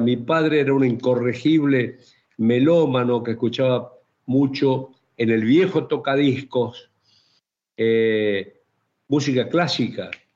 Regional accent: Chaco, Argentina; yo soy chaqueño

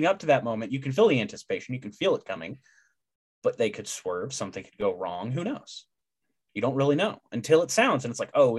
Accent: Baytown, Texas, United States; I grew up outside of Houston in Baytown, went to school for 18 years in Baytown, unfortunately, at Robert E. Lee High School.

